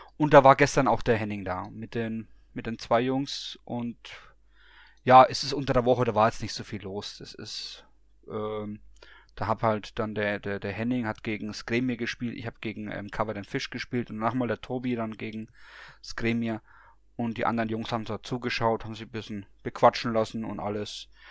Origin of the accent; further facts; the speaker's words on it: Bamberg, Bavaria, Germany; moved away; in meiner alten Heimat als ähm, gebürtiger Bamberger